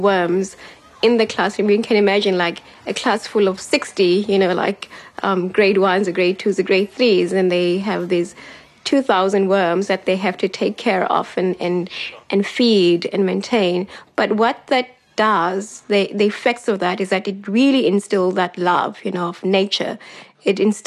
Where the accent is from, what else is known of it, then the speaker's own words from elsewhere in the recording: Cape Town, Western Cape, South Africa; I grew up in Gugulethu